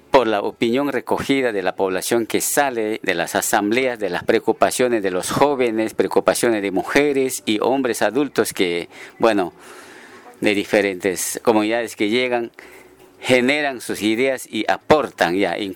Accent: Río Santiago, Amazonas, Peru; soy de Río Santiago, mujer One

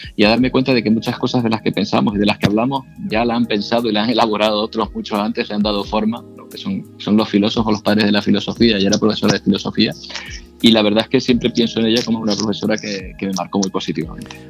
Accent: San Cristóbal de La Laguna, Canary Islands, Spain; also born or lived in Logroño; Yo nací en Logroño, mis padres son de allí y vine a Tenerife, ellos vinieron eh, a Tenerife cuando yo era muy pequeño, tenía un año, año y medio, por lo tanto, eh, me considero eh, muy lagunero, porque vivimos en la, en la laguna

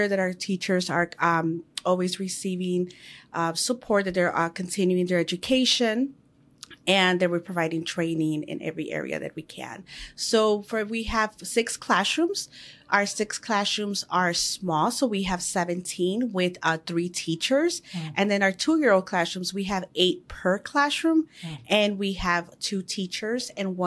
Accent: Chicago, Illinois, United States; I was born here in Chicago in the Pilsen area

